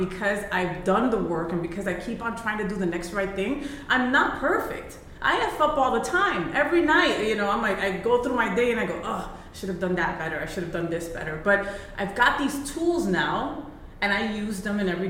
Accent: New Jersey, United States; I was born in Jersey, which is the armpit of the United States, right? And, you know, my parents are Colombian Puerto Rican

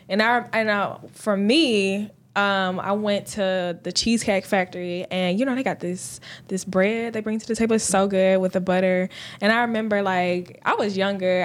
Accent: Columbus, Georgia, United States; now in Augusta, United States; I'm from Columbus, Georgia

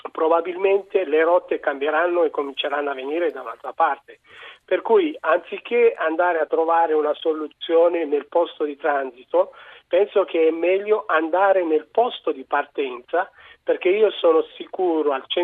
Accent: Eritrea; now in Pesaro, Italy; io sono un eritreo sì. e conosco un po' la realtà sia locale in Eritrea che qui in Italia

